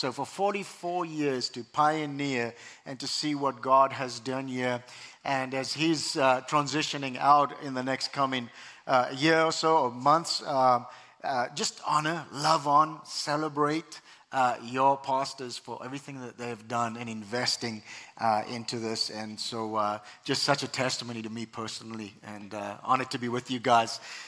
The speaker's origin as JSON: {"language": "English", "country": "South Africa", "tie": "born or raised there", "moved": "yes", "lives_now": "United States", "said": "I have an accent, and originally I was born and raised in South Africa, immigrated to the U.S. 20 years ago"}